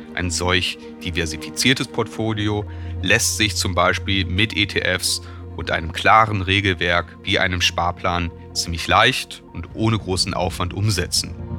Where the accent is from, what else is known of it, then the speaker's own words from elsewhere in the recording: Germany; Als Deutsche